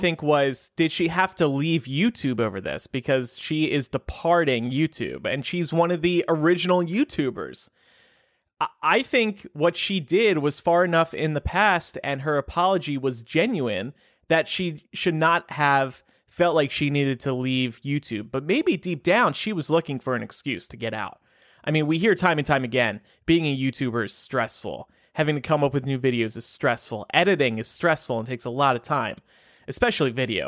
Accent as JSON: {"language": "English", "region": "New Jersey", "country": "United States", "tie": "born or raised there", "moved": "yes", "lives_now": "Chicago, United States", "said": "New Jersey, my home state"}